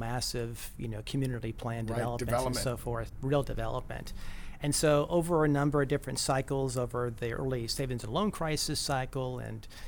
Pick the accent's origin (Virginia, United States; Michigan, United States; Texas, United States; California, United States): California, United States; Chula Vista; also born or lived in New York State; Grew up in Chula Vista, went to school, Chula Vista High School